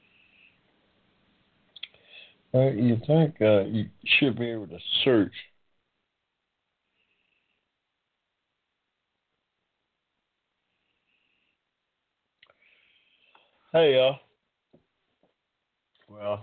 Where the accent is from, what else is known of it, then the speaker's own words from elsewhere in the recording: Georgia, United States; I'm so proud of the people of my home state